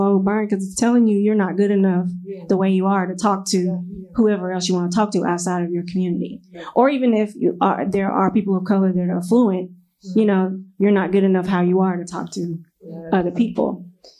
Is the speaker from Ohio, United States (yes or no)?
no; Nashville, Tennessee, United States; now in Memphis, United States; And then I grew up in Nashville